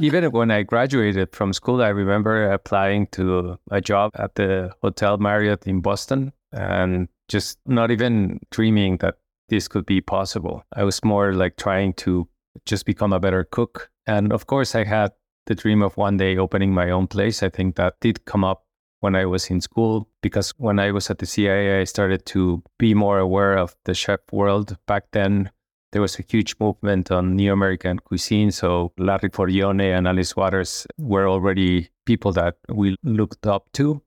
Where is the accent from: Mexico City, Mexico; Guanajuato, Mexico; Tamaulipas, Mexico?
Mexico City, Mexico; I was raised in Mexico City just a normal kid going to school in a large city.